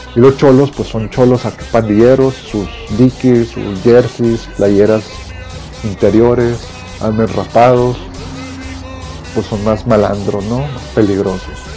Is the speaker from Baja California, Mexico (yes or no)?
no; Monterrey, Nuevo León, Mexico; la Colonia Independencia, de donde yo soy originario, de los 8 años, 9 me crié ahí hasta los 26